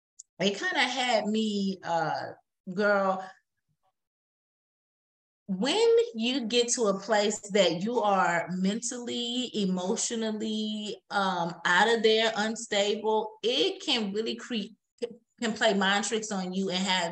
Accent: Wisconsin, United States; From Wisconsin.

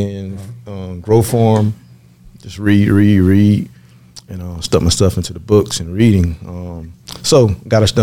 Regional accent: Miami, Florida, United States; moved away as an adult; also born or lived in Atlanta, Georgia / Oregon; I'm from Miami

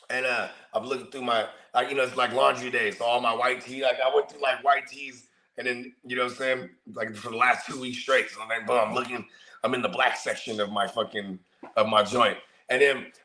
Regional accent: Philippines; see, I'm Filipino, bro, and like every every Filipino household I've ever been a part of, we had what we call the gridge, the garage fridge.

